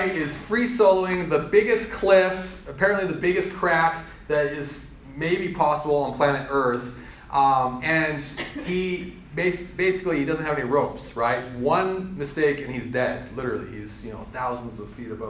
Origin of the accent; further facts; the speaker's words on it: Colorado, United States; I'm from Colorado.